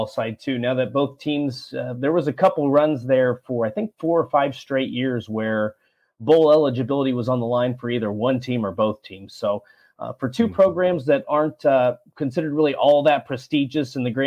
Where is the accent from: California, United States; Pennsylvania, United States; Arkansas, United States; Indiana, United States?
Indiana, United States; Walton; moved away as an adult; also born or lived in Lafayette, Indiana / Orlando, Florida / Kennesaw, Georgia; now in Gainesville, United States; I grew up in a little town, little farming community called Walton, Indiana